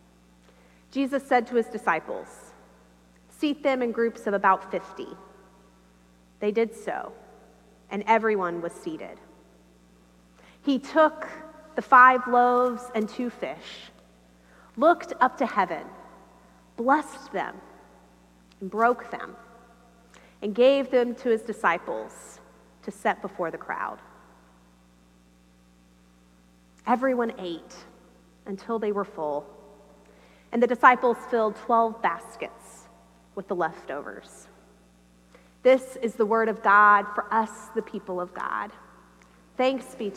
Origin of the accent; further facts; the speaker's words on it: United States; I am from America